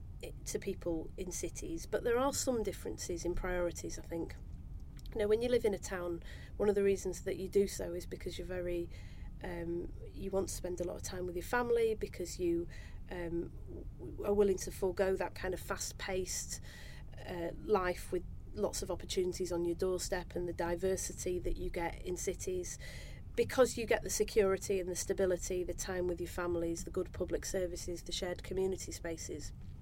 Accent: Manchester, North West England, United Kingdom; When I was born in Manchester in 1979

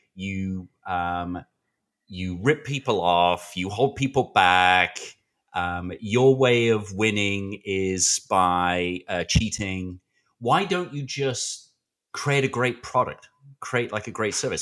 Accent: United Kingdom; I'm British

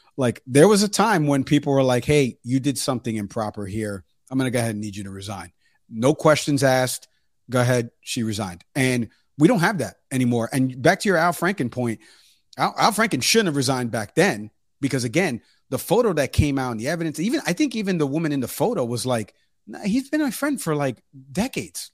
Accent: New York, United States; moved away; I'm from New York, and he would have been my congressman if I still lived there

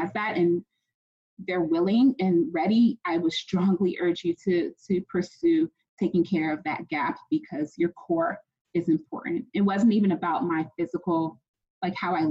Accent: United States; I'm Ghanaian American. I was born and raised here

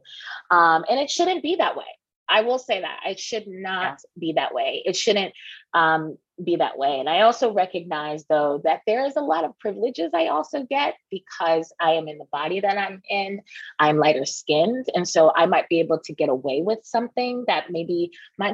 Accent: New York City, New York, United States; I'm native New Yorker

